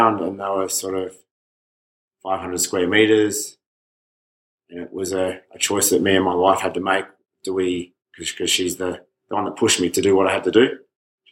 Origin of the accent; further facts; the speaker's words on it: Stawell, Victoria, Australia; So I'm from Stawell, which is 3 hours west of Melbourne. Small country town with one option.